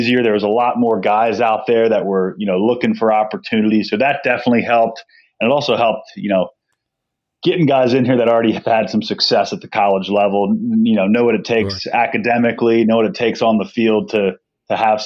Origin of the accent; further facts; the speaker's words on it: Delaware County, Pennsylvania, United States; I'm from Delaware County. I went to Garnet Valley High School